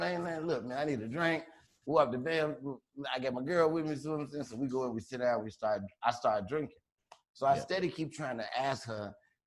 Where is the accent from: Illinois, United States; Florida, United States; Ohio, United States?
Illinois, United States; Chicago; I'm from Chicago